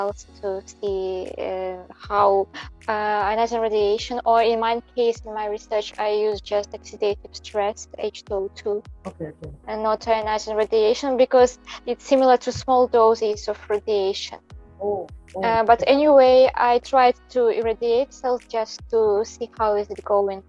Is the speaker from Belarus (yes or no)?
yes; Belarus; first language Belarusian; English is a second language; moved away as an adult; now in Japan; I'm from Belarus